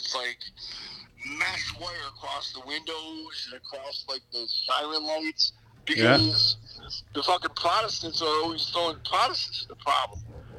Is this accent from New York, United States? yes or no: yes; Oswego, New York, United States; I said, "I'm from Oswego."